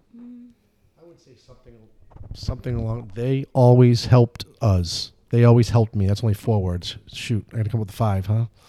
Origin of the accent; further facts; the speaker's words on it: Central Falls, Rhode Island, United States; growing up in Central Falls